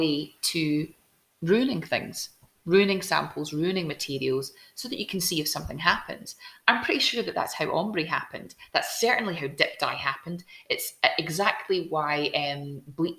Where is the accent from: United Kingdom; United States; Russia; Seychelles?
United Kingdom; Glasgow, Scotland; moved away as an adult; also born or lived in Barrhead; now in Edinburgh, United Kingdom; I grew up in Glasgow. Actually, I grew up in the south side of Glasgow. Then we moved south, and Paisley was my biggest city that I could jump into from